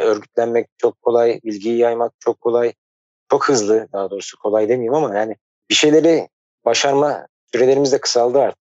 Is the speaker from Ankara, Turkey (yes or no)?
yes; Ankara, Turkey; moved away; also born or lived in Istanbul; ben Ankara'da doğdum, büyüdüm